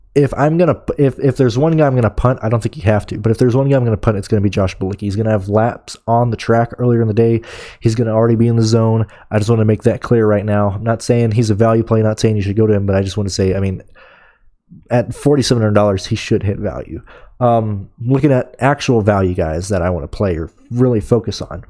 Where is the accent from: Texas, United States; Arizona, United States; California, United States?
Texas, United States; Texas Motor Speedway, my home state